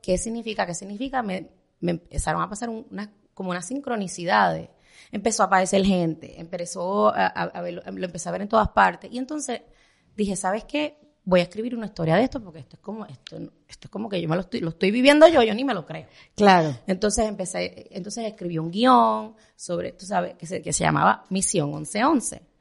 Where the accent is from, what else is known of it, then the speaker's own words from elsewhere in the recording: Puerto Rico; moved away as an adult; now in Miami, United States; yo era chiquita en Puerto Rico